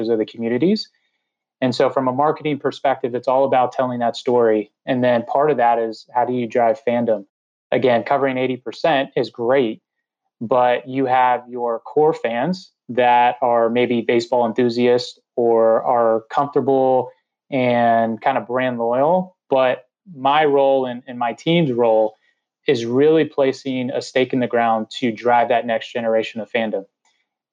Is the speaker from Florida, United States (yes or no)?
yes; Orlando, Florida, United States; I was born and raised in Orlando, Florida